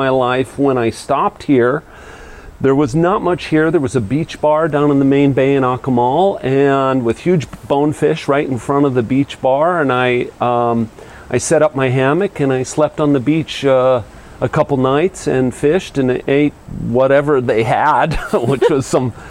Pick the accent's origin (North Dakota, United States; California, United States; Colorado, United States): Colorado, United States; Vail; now in Mexico; I grew up in Vail, Colorado